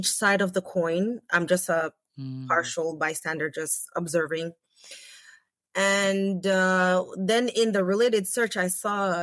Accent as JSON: {"language": "English", "country": "St. Vincent & Grenadines", "moved": "yes", "lives_now": "Canada", "said": "I'm from the Caribbean island, St. Vincent"}